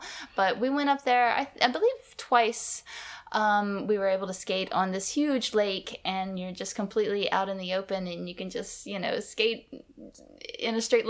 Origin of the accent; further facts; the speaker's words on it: Alabama, United States; moved away; I grew up in Alabama in the deep south of the United States, so it's very, very warm weather there.